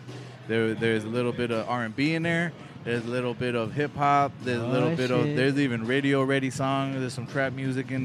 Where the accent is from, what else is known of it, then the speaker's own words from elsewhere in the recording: Oceanside, California, United States; also born or lived in Guadalajara, Mexico; I hail from Oceanside